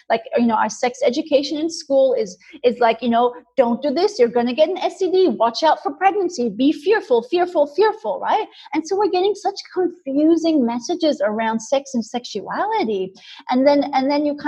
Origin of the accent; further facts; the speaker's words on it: India; moved away; I grew up in India